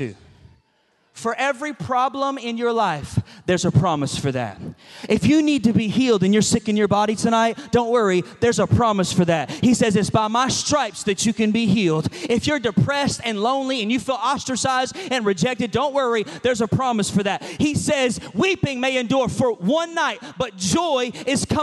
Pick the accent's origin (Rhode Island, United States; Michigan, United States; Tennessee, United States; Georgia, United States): Georgia, United States; also born or lived in Chicago; I'm a Georgia boy. I'm from the South